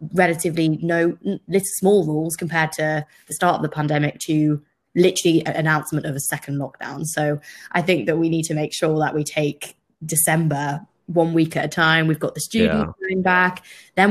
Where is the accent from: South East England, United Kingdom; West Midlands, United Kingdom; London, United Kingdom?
West Midlands, United Kingdom; I'm from the West Midlands